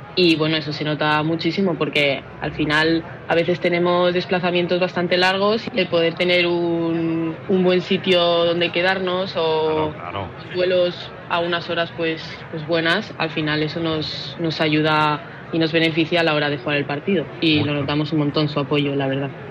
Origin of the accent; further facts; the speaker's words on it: Palma, Balearic Islands, Spain; soy de Palma